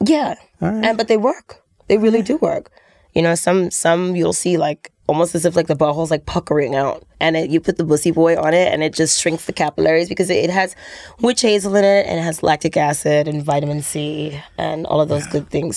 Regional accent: New York City, New York, United States; I'm from New York City

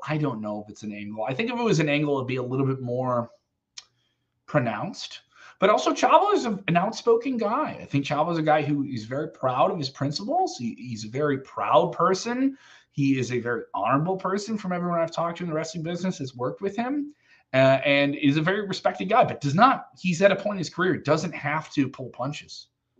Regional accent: Chicago, Illinois, United States; I'm from Chicago.

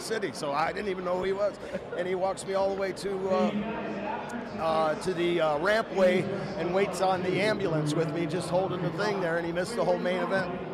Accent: Tampa, Florida, United States; We're in Tampa, my, yeah. my hometown

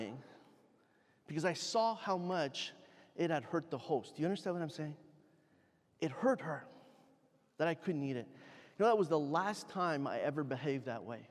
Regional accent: Canada; I'm Canadian. I'd never traveled outside of Canada before

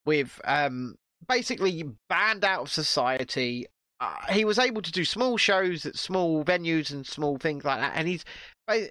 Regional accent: United Kingdom

